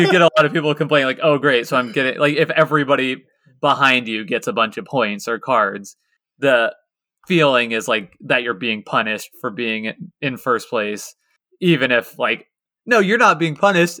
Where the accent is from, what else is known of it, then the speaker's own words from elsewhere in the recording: Lawrence, Kansas, United States; my hometown of Lawrence, Kansas